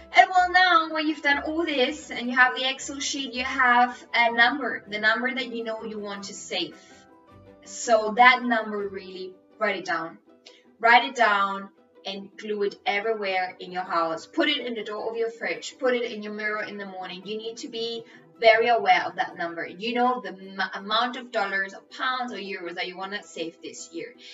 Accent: Spain; English is a second language; I'm Spanish, English is my third language

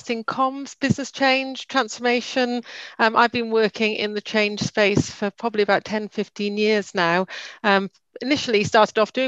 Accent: Swansea, Wales, United Kingdom; We're based in Swansea. We're all from Swansea.

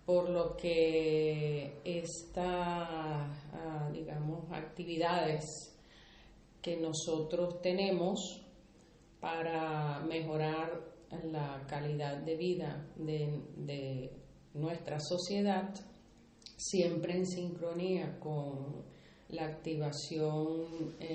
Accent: Venezuela; moved away as an adult; now in Málaga, Spain; Yo tengo dos años apenas que llegué de Venezuela. Eh, la verdad que mi madre, mi abuela y mi bisabuela son de Villanueva de la Reina, Jaén.

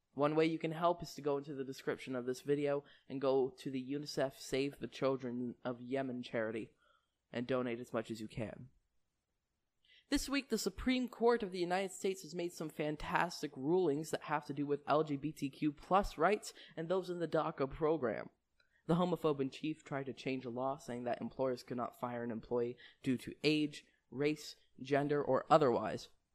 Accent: Canada; I'm from Canada

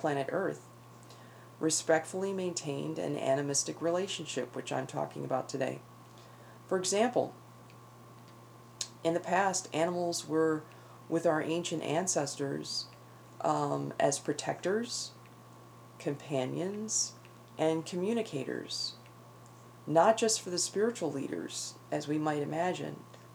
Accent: Northeast, United States; moved away; where I grew up in the Northeast

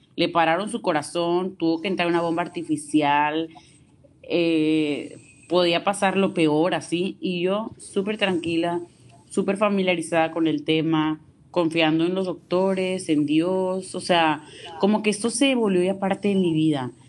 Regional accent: Tampico, Tamaulipas, Mexico; Yo soy de Tampico, Tamaulipas

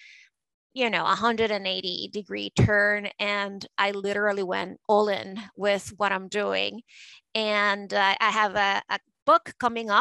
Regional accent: Caracas, Capital District, Venezuela; moved away as an adult; now in United States; I grew up in Caracas, Venezuela, and that life was very different from the life that I have nowadays

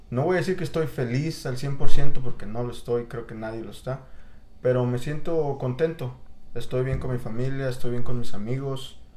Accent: State of Mexico, Mexico; also born or lived in Puebla, Mexico; now in Chicago, United States; como a un año nos movimos a la Ciudad de México, al Estado de México. Ajá vivimos ahí, ahí crecí con, con, mi madre, mis abuelos, mis tías, mis tíos.

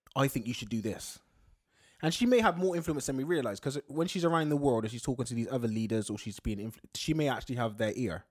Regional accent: United Kingdom; being British

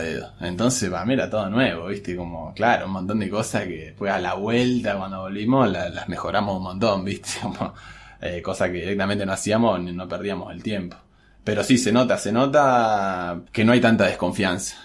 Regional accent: Argentina

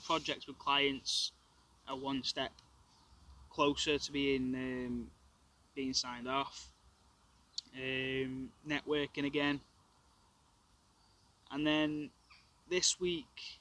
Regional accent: England, United Kingdom; I'm an English rugby player.

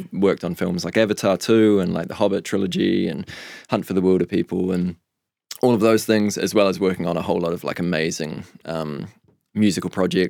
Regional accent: Nelson, New Zealand; Well, we've clarified I'm from Nelson.

